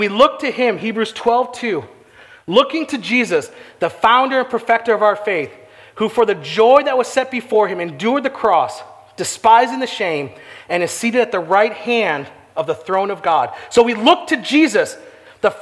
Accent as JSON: {"language": "English", "town": "St. Charles", "region": "Illinois", "country": "United States", "tie": "born or raised there", "said": "I grew up on Gray Street here in St. Charles"}